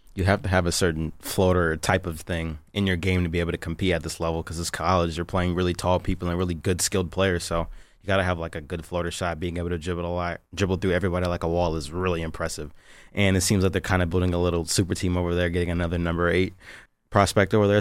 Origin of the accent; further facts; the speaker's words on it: West Bloomfield, Michigan, United States; I'm from West Bloomfield, Michigan.